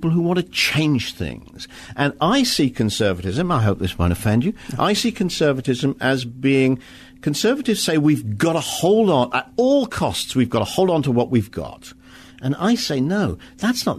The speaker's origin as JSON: {"language": "English", "region": "Wales", "country": "United Kingdom", "said": "I come from Wales"}